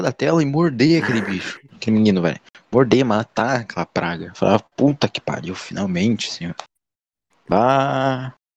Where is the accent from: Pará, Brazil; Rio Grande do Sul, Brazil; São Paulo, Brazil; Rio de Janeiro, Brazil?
Rio Grande do Sul, Brazil; accent: gaúcho; eu sendo daqui